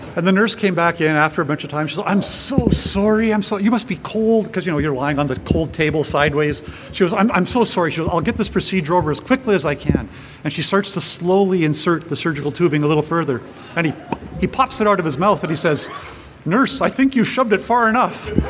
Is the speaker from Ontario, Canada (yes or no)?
no; Powell River, British Columbia, Canada; my hometown of Powell River on the northern Sunshine Coast